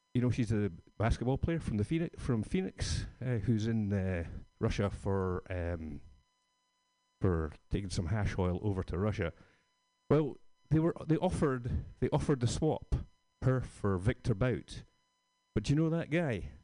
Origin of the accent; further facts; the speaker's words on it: Scotland, United Kingdom; moved away; I'm from Scotland